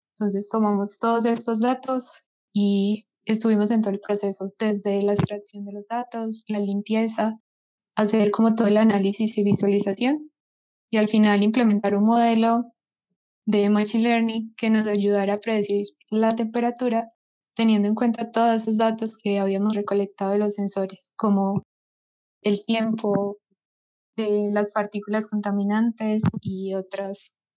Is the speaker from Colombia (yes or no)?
yes; Medellín, Antioquia, Colombia; soy de Medellín